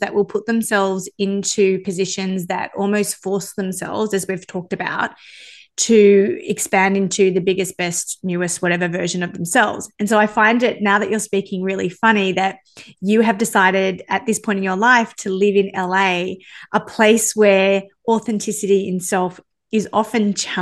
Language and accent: English; Sydney, New South Wales, Australia; You and I grew up in the same town, right? So we're both from Sydney